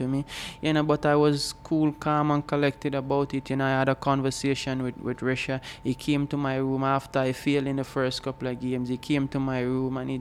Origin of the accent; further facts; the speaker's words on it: Old Harbour, Saint Catherine, Jamaica; I am from Old Harbour, a small village called Bannister, where small entrepreneurship is the way to go